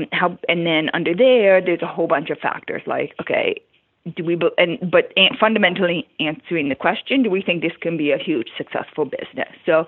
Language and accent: English; Toronto, Ontario, Canada; I came from Toronto and like nobody ever would ask somebody, oh, are you going to start your own business?